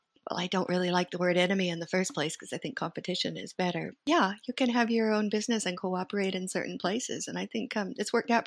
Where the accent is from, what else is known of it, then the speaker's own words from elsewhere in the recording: United States; moved away as an adult; also born or lived in Sweden; now in Grenoble, France; I'm American and Swedish, actually. And I know I don't have a Swedish accent either. I have lived in France for 23 years.